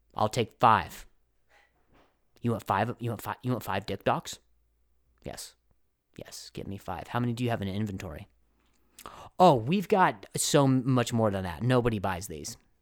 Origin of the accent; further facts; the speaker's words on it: Indiana, United States; moved away; also born or lived in Las Vegas, Nevada; I grew up half in Indiana